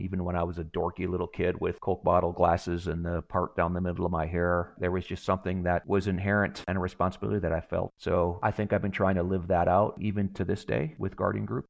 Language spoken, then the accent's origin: English; Wisconsin, United States; moved away as an adult; now in Pacific Northwest, United States; I grew up in Wisconsin